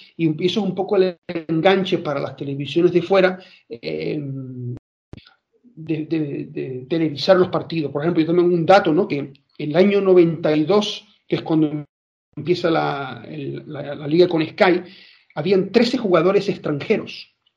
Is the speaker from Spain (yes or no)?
yes; Spain; soy español